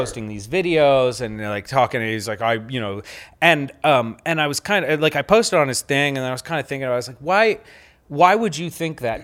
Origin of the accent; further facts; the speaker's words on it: Pennsylvania, United States; I grew up in Pennsylvania